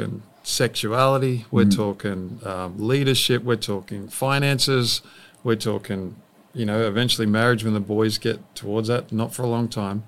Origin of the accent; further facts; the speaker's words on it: Australia; moved away as an adult; now in Redding, United States; we came from Australia, as you can tell, so the land of apparently dangerous animals